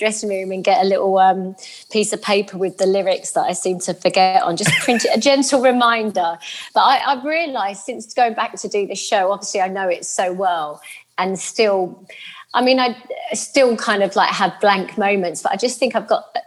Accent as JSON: {"language": "English", "region": "London", "country": "United Kingdom", "tie": "born or raised there", "said": "I grew up in Lewisham with my, just my mum"}